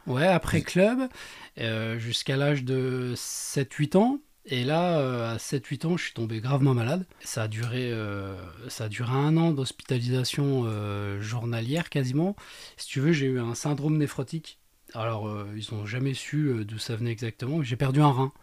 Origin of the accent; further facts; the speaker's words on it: Baccarat, Grand Est, France; also born or lived in Lunéville; Lunéville, alors moi je suis resté 3-4 ans sur Lunéville et après euh, on est redescendu à Baccarat